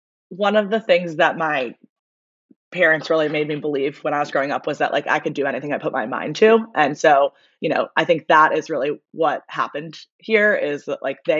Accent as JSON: {"language": "English", "town": "Baltimore", "region": "Maryland", "country": "United States", "tie": "born or raised there", "also_born_or_lived": "Virginia", "moved": "as an adult", "lives_now": "New Orleans, United States", "said": "I grew up in Baltimore. And then went to University of Virginia. I played club lacrosse there and started running marathons in college. And then moved down to New Orleans after college"}